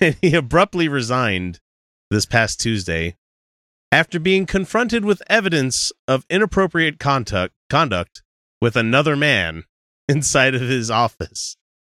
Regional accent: Utah, United States; we hail from the America's most quirky theocracy, Utah

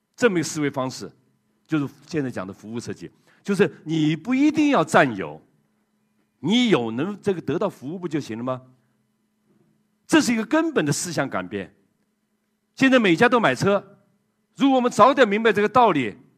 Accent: China; 当时只有我一个中国人的

